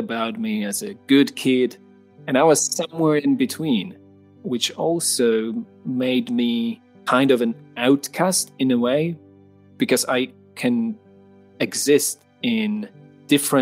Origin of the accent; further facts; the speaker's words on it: Poland; I'm from Poland in Central Europe